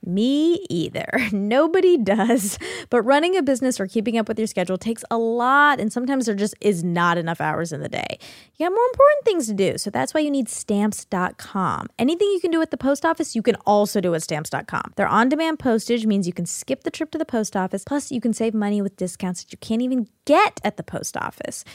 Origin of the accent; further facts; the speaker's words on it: Georgia, United States; I grew up in Georgia, I was an Indian girl in Georgia